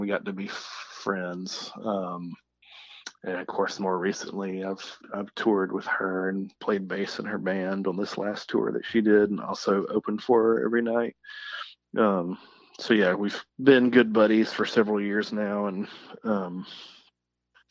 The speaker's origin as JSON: {"language": "English", "town": "Columbus", "region": "Georgia", "country": "United States", "said": "where I'm from Columbus / Phoenix City"}